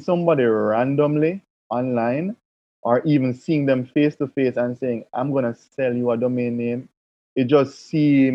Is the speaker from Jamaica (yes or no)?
yes; Jamaica; as a Jamaican